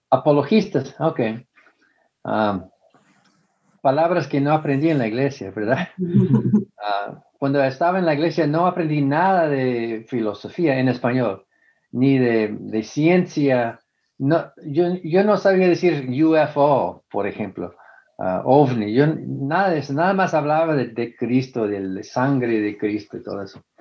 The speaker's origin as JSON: {"language": "Spanish", "region": "northern Mexico", "country": "Mexico", "accent": "northern Mexican", "said": "todos me dicen que tú eres de México, ¿verdad? Porque tiene, tengo el acento del norte de México, me dicen."}